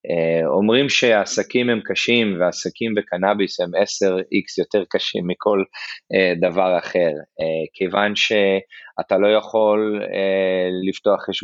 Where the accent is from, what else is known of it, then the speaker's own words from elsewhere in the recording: Eilat, Southern District, Israel; moved away as an adult; also born or lived in Nigeria; now in United States; אני כן אני אילתי במקור אני נולדתי באילת אה, ההורים שלי עבדו במשרד החינוך ובסולל בונה המון שנים אז אני דווקא יחסית גדלתי בניגריה, באפריקה